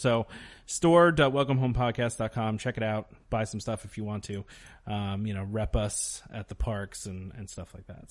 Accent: United States; as an American

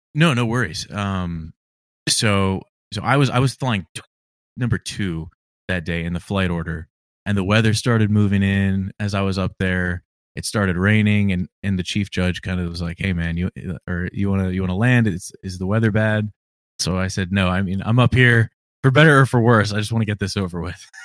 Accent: Virginia, United States; I'm from Virginia

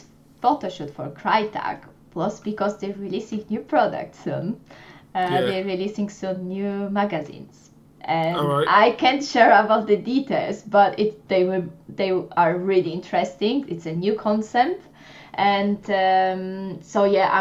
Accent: Poland; English is a second language; moved away as an adult; now in United Kingdom; they knew I'm from Poland

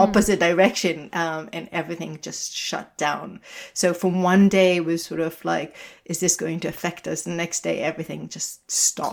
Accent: Israel; moved away; I'm originally from Israel

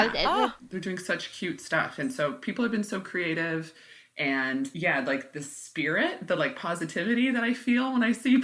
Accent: Midwest, United States; also born or lived in Oklahoma / Illinois; now in Bellingham, United States; Yeah, from the Midwest and from Oklahoma and Illinois for the most part.

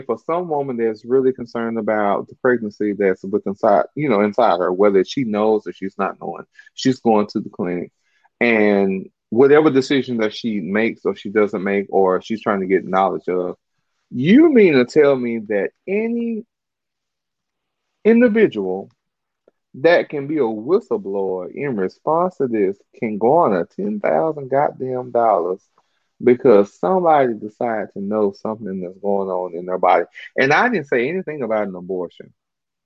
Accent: Dallas, Texas, United States; I'm from Dallas.

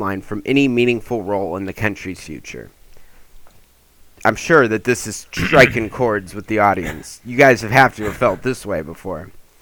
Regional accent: California, United States; as a Californian

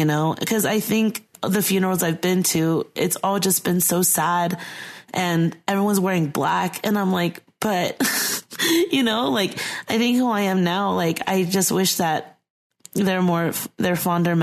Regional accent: United States; growing up in the United States

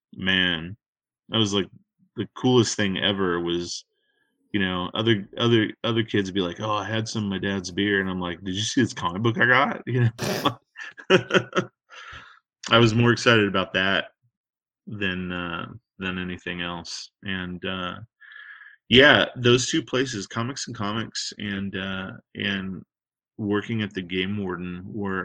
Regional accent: Northern California, United States; The little town that I grew up in Northern California

